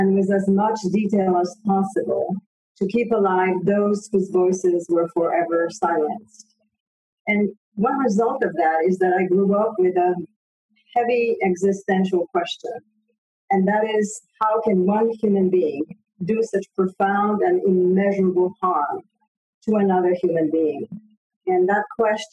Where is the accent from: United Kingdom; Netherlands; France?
France; Paris, Île-de-France; also born or lived in Poland; now in United States; I was born in Poland after the war, of course, and we immigrated to France when I was 7 years old